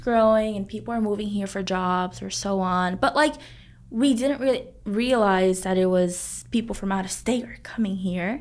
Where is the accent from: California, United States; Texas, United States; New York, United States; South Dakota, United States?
Texas, United States; Arlington; We grew up in Arlington